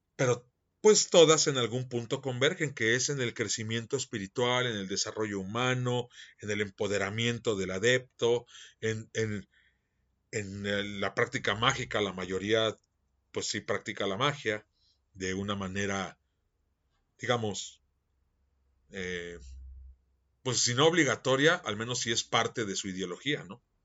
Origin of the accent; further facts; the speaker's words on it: Mexico; yo soy mexicano